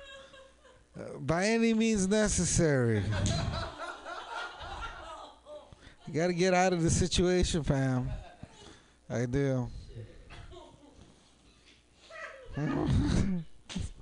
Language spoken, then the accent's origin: English; San Jose, California, United States; I'm from San Jose